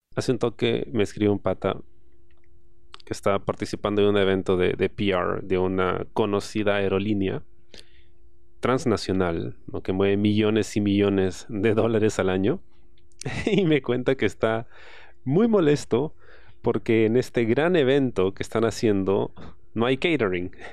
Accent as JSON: {"language": "Spanish", "area": "San Martín", "region": "Lima", "country": "Peru", "said": "yo vengo del barrio, yo vengo de San Martín."}